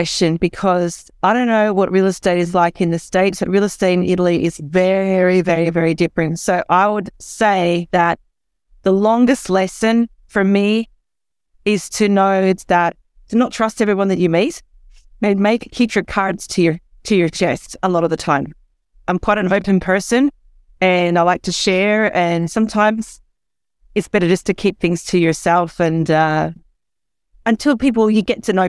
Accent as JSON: {"language": "English", "town": "Perth", "region": "Western Australia", "country": "Australia", "tie": "born or raised there", "also_born_or_lived": "London", "moved": "as an adult", "said": "So when I was 21, I left my hometown of Perth, Australia, and I moved over to London. And I was in London for 12 years."}